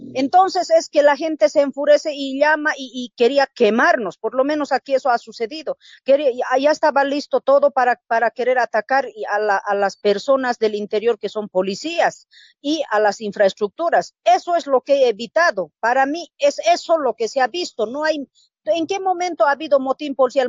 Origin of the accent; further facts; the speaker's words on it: Oruro, Bolivia; moved away; also born or lived in Chuquisaca; en Oruro, como yo me crié en el campo